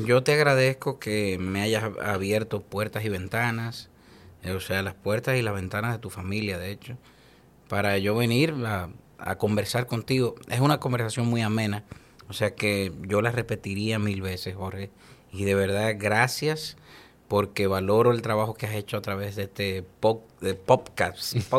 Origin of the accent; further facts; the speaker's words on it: Dominican Republic; tenemos nosotros el orgullo de como dominicanos decirlo al mundo